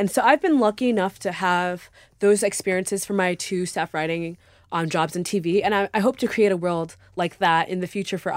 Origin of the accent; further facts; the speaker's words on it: New York, United States; I grew up on Long Island.